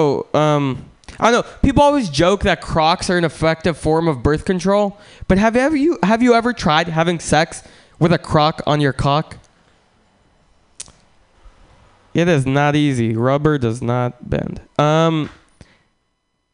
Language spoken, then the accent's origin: English; Russia; moved away; I'm from Russia